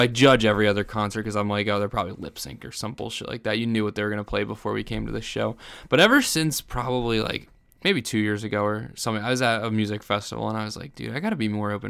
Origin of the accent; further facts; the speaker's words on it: New Jersey, United States; born there; I was born in New Jersey.